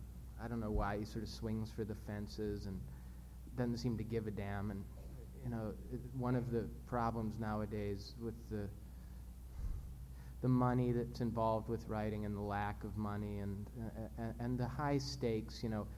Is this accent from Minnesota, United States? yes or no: yes; Minnesota, United States; I'm not from the South. I come from Minnesota.